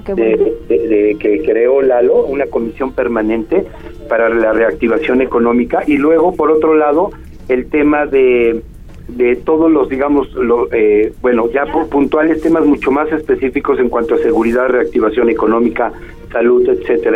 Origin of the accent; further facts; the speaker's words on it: Puebla, Mexico; podamos convivir como poblanos